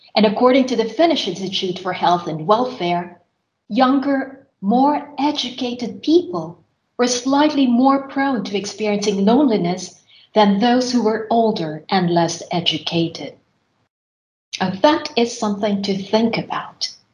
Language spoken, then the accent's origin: English; Philippines; moved away as an adult; now in Finland; my university years back in my home country, which is the Philippines